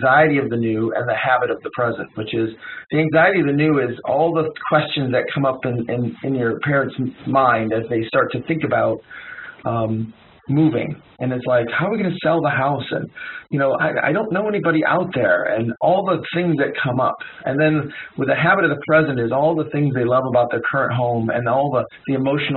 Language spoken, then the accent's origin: English; Detroit, Michigan, United States; I'm from Detroit